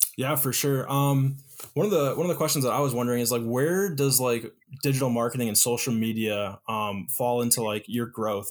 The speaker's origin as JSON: {"language": "English", "town": "Detroit", "region": "Michigan", "country": "United States", "said": "I'm from Detroit"}